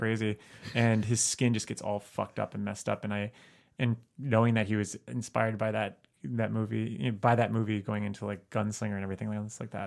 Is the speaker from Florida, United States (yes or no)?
yes; South Florida, United States; I grew up in South Florida